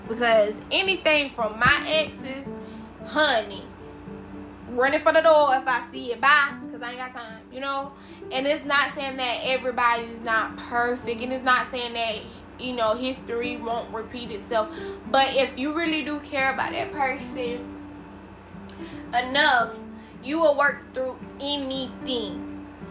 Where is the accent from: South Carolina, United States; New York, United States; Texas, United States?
South Carolina, United States; I'm from South Carolina. My mom is from South Carolina